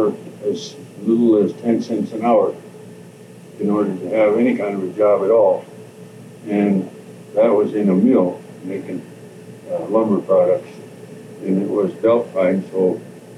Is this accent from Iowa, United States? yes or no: yes; Ayrshire, Iowa, United States; I was born in Ayrshire, Iowa, January 12, 1918.